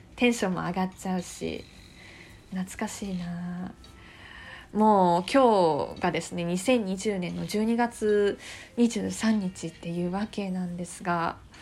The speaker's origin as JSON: {"language": "Japanese", "town": "Fuchu", "region": "Tokyo", "country": "Japan", "tie": "born or raised there"}